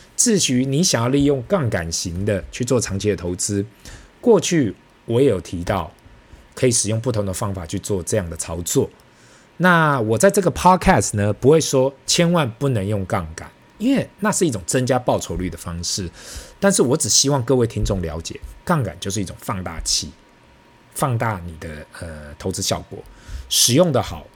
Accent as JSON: {"language": "Chinese", "region": "Taipei", "country": "Taiwan", "said": "我们台北这里大概就等同北京的两环内吧"}